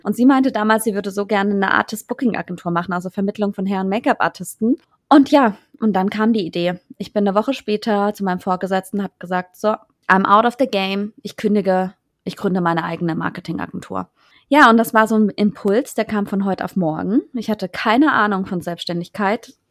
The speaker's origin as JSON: {"language": "German", "area": "Freiburg", "region": "Baden-Württemberg", "country": "Germany", "tie": "born or raised there", "also_born_or_lived": "New York / Frankfurt", "moved": "as an adult", "said": "ich bin in Freiburg groß geworden, aber aus einer kleinen Stadt"}